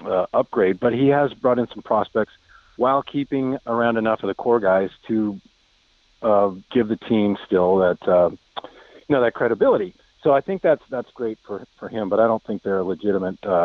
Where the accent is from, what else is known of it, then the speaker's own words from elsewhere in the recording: Vallejo, California, United States; Tug McGraw was from Vallejo, my hometown